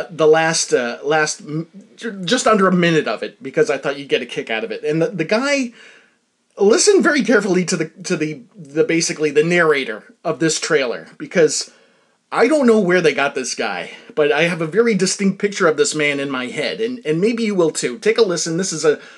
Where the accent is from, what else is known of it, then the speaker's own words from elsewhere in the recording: United States; as an American